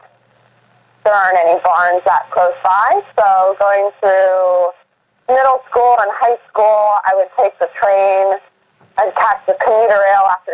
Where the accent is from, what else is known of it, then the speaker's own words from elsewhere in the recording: Boston, Massachusetts, United States; I grew up in Boston, Massachusetts, in the city.